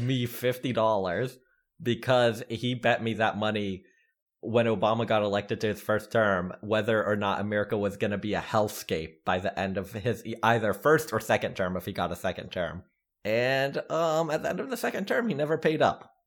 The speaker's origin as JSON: {"language": "English", "region": "the South", "country": "United States", "tie": "born or raised there", "said": "growing up in the South"}